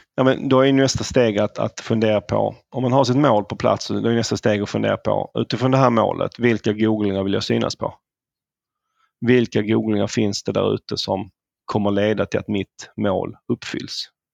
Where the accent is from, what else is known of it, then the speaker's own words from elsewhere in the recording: Malmö, Skåne, Sweden; accent: southern; moved away as an adult; now in Stockholm, Sweden; det hör nog ni som lyssnar att jag kommer ju söderifrån, jag kommer från Malmö ursprungligen. Flyttade till Stockholm efter gymnasiet